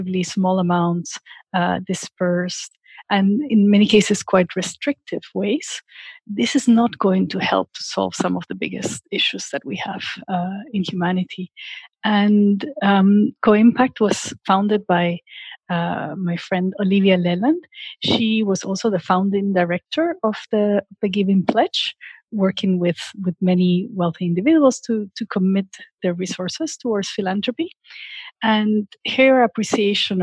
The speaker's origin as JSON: {"language": "English", "region": "Lima", "country": "Peru", "tie": "born or raised there", "also_born_or_lived": "Washington, D.C.", "moved": "as an adult", "said": "I am originally from Lima, Peru. And growing up in a country with so much poverty and inequality"}